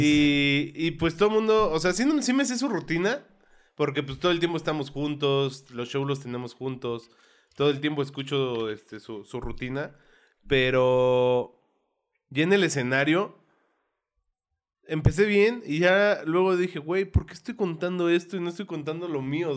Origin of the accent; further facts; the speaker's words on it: Santa Rosa Jáuregui, Querétaro, Mexico; moved away as an adult; now in Querétaro, Mexico; yo crecí y viví en Santa Rosa hasta hace un año, que fue que me cambié aquí al centro.